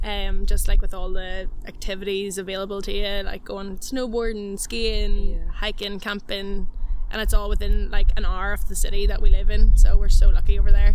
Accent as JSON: {"language": "English", "area": "Donegal", "region": "Ulster", "country": "Ireland", "tie": "born or raised there", "also_born_or_lived": "Australia", "moved": "as an adult", "lives_now": "Canada", "said": "like I was born in Donegal and I've always kind of moved around houses"}